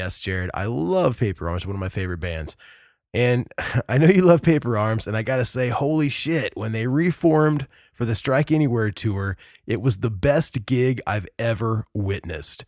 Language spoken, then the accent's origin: English; United States; being an American